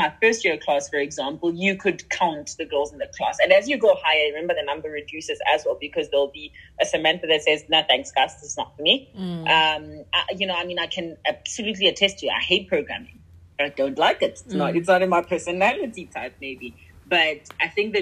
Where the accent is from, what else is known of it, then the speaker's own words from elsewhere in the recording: Pretoria, Gauteng, South Africa; growing up in Pretoria